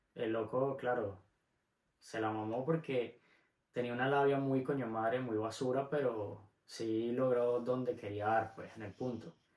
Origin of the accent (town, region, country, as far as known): Venezuela; moved away